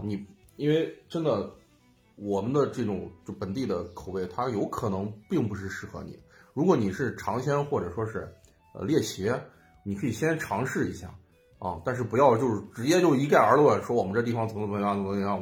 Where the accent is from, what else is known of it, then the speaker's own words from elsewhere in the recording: Xi'an, Shaanxi, China; 我是在西郊长大